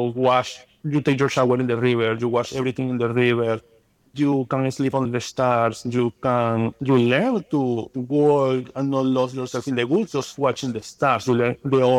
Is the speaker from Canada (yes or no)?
no; Amazonas, Venezuela; English is a second language; moved away as an adult; now in United States; I grew up in Amazonas, which was very nice because we have the river, we have the trees, we have the mountains.